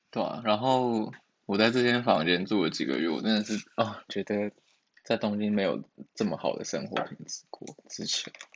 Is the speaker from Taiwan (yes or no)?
yes; Taiwan; moved away as an adult; now in Tokyo, Japan; 我从小在台湾乡下长大的